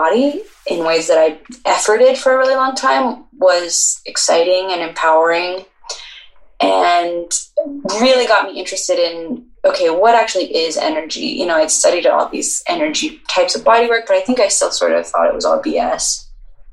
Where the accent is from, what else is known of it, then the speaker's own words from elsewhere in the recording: Boulder, Colorado, United States; I lived in Boulder my whole life